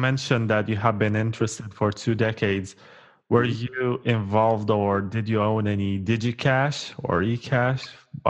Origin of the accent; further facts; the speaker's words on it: Romania; I'm from Romania.